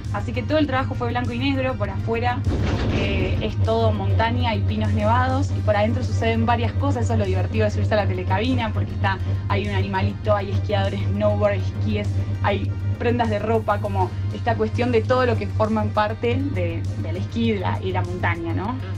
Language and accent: Spanish; Buenos Aires, Argentina; Yo en realidad originalmente soy de Buenos Aires, pero mi papá es de Bariloche, así que siempre fui mucho a Bariloche